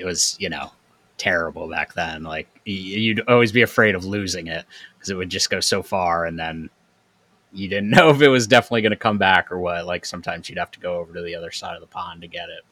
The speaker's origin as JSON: {"language": "English", "town": "Troy", "region": "New York", "country": "United States", "tie": "born or raised there", "said": "I grew up in Troy, New York, which was the city"}